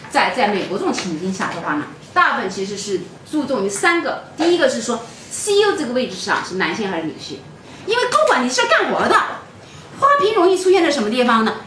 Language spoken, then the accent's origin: Chinese; China; 我们中文讲